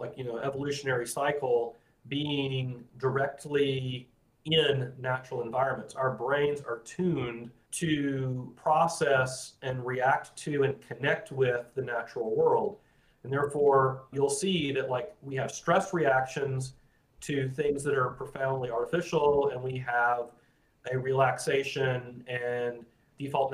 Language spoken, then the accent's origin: English; Florida, United States; I grew up calling them horny toads, because I grew up in Florida